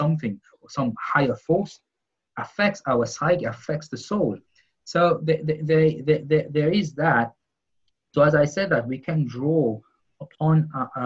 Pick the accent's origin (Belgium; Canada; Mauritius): Mauritius; where I come from Mauritius